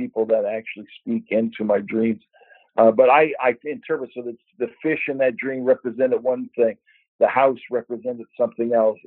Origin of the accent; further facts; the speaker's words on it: Canada; there's the influence of being Canadian and being in a Canadian world and painting from a Canadian perspective